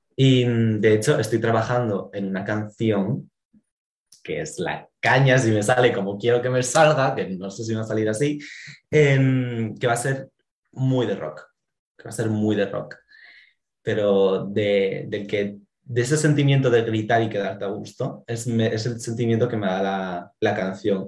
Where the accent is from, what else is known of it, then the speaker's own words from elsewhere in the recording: Asturias, Spain; somos de Asturias, aquí es un pueblo grande, nos conocemos casi todos